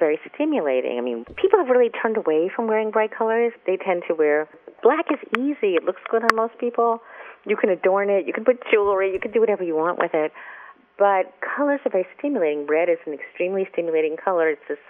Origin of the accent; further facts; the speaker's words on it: New York, United States; I'm a person who wears black. I'm an urbanite. I'm a New Yorker.